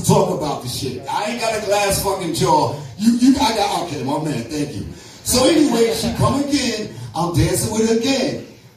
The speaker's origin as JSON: {"language": "English", "town": "New York City", "region": "New York", "country": "United States", "said": "I'm from the Bronx"}